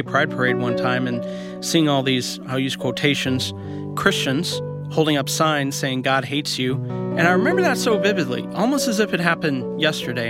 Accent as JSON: {"language": "English", "area": "Columbia", "region": "Missouri", "country": "United States", "tie": "born or raised there", "also_born_or_lived": "Kansas City", "said": "I was raised in Columbia, Missouri, in Kansas City. Actually, I started out in Columbia"}